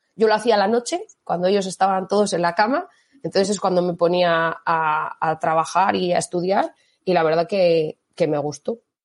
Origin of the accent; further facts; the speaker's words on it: Mondragón, Basque Country, Spain; moved away as an adult; now in Salamanca, Spain; yo soy del País Vasco, yo soy de Mondragón